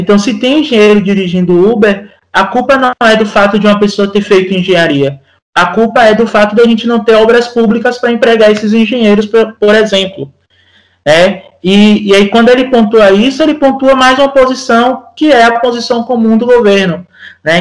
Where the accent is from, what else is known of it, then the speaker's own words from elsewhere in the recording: Feira de Santana, Bahia, Brazil; Sou de Feira de Santana, que já não é recôncavo, né, já é no sertão